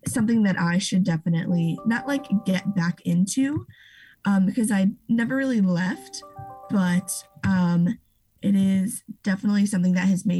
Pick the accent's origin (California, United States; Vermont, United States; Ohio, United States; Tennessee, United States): Ohio, United States; moved away as an adult; now in Chicago, United States; I am originally from Ohio